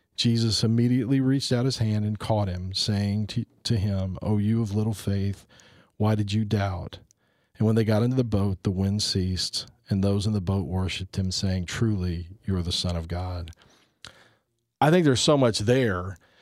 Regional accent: United States; as a Christian, as a Catholic, as an American

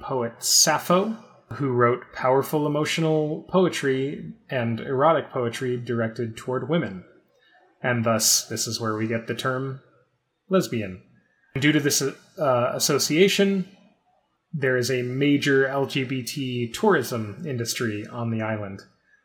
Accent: United States; we are also Americans

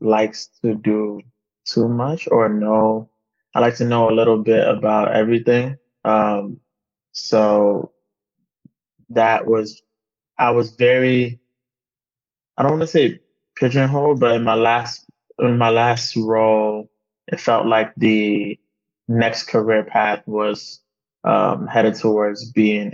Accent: New York, United States; also born or lived in Nigeria / Austin, Texas; now in Virginia, United States; I lived in New York for majority of my life

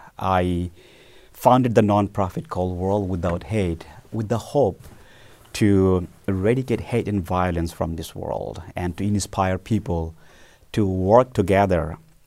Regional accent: Bangladesh; moved away as an adult; now in United States; when I was in high school back in the 90s in my birth country, Bangladesh.

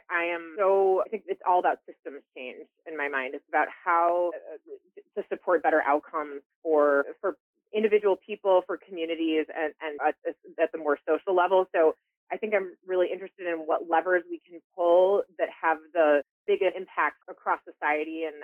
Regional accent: Chicago, Illinois, United States; moved away as an adult; I grew up in Chicago.

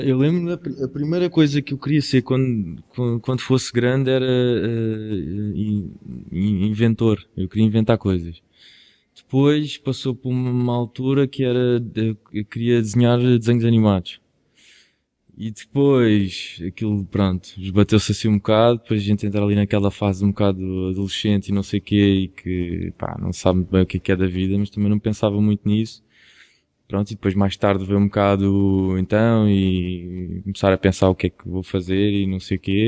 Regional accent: Quinta do Anjo, Setúbal, Portugal; eu sou de Quinta do Anjo, que é perto de Palmela, perto de Setúbal

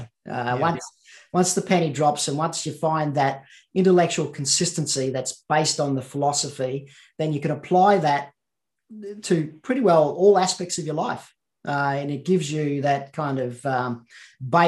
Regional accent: Central Queensland, Australia; I was brought up in Central Queensland

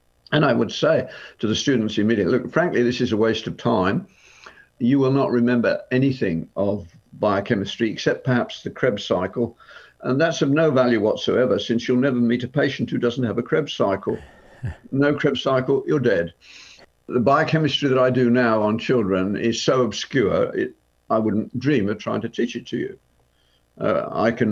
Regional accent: Birmingham, West Midlands, United Kingdom; the street where I grew up in Birmingham

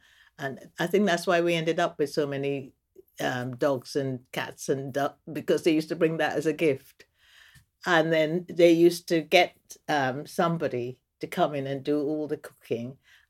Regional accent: Vredenhoop, Essequibo Islands-West Demerara, Guyana; also born or lived in Georgetown; now in London, United Kingdom; I was born in Georgetown, Guyana, but I didn't actually grow up in Georgetown. I grew up in the country in this place called Vredenhoop, which is on the west bank of the Demerara River.

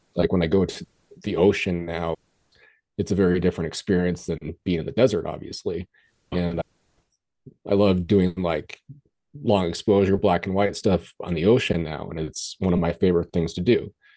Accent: Colorado, United States; I grew up in Colorado, so I was always in the mountains

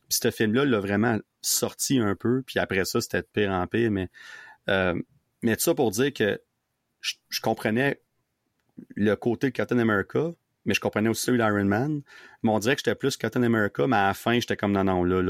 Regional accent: Gatineau, Quebec, Canada; moved away as an adult; now in Ottawa, Canada; je, vis à Ottawa, mais je viens de Gatineau avant ça, mais là, je vis à Ottawa, ça fait 10 ans

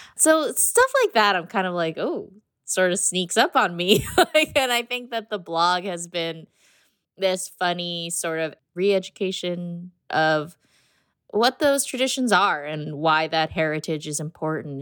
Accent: United States; I'm American

